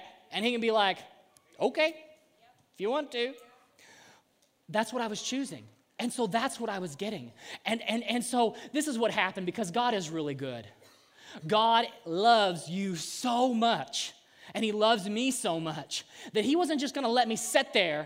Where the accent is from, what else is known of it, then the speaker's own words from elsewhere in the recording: Southern Illinois, United States; we're from Southern Illinois